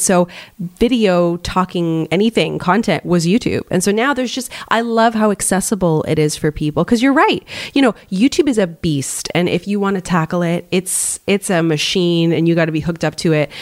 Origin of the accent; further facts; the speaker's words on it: Canada; we're both Canadian